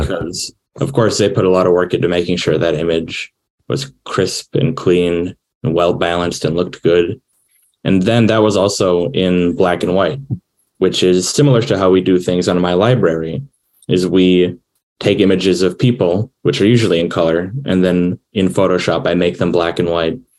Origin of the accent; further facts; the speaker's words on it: Wisconsin, United States; I'm from Wisconsin